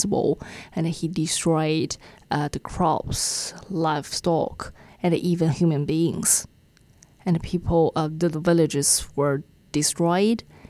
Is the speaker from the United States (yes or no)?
no; China; now in New Zealand; in China, especially, I think in my hometown, my dad is a lover of the big red ones